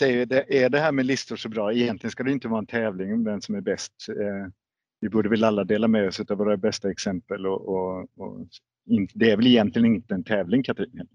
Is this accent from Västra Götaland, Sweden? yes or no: no; Malmö, Skåne, Sweden; vi som Malmöbor